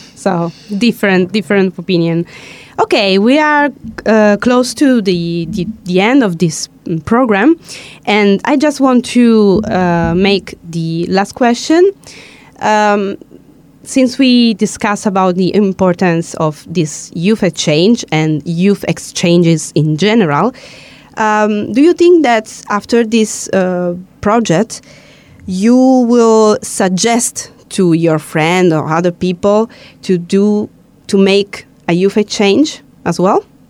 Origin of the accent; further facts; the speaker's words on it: South Italy, Italy; I'm from Italy and from the south